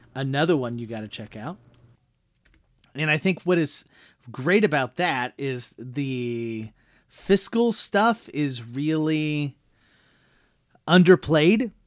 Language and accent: English; Midwest, United States; we come from the Midwest and we deal enough with smaller towns